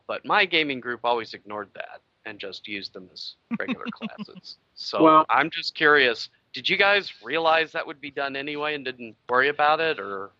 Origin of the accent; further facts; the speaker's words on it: the South, United States; When I was growing up in the South and gaming